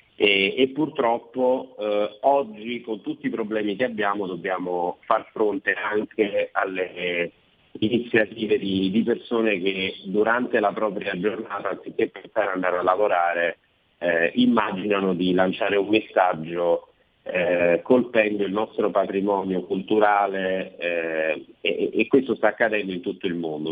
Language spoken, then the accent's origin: Italian; Province of Caserta, Campania, Italy; della mia provincia, la provincia di Casesta